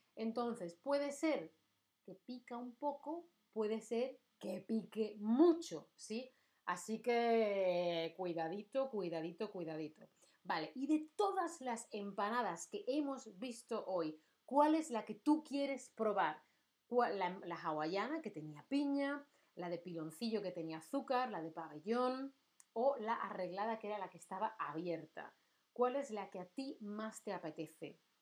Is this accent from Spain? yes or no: yes; Spain; Yo soy de España.